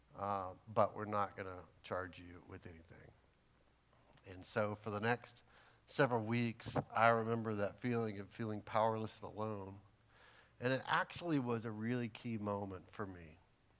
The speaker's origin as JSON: {"language": "English", "region": "Texas", "country": "United States", "said": "I'm from Texas"}